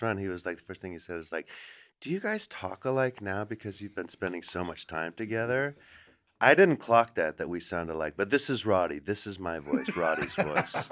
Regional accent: Los Angeles, California, United States; also born or lived in Silver Lake, Los Angeles; now in New York, United States; I live in New York, but I grew up here in Los Angeles

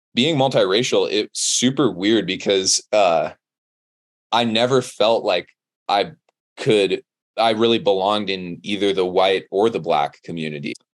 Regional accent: Monterey, California, United States; moved away as an adult; now in Boulder, United States; I grew up in Monterey, California, which is Central Coast

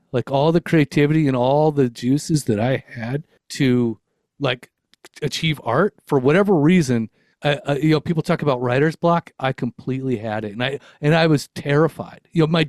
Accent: California, United States; born there; So I was born in Los Angeles County in Southern California. I am 52 years old currently. So that means I was raised in the 70s, 80s, and 90s

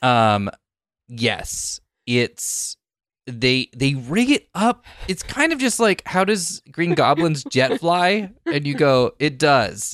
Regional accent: Silicon Valley, California, United States; I grew up in Silicon Valley

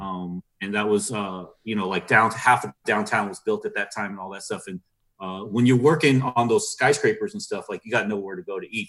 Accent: Norwalk, California, United States; where we grew up around Norwalk, you know, Paramount

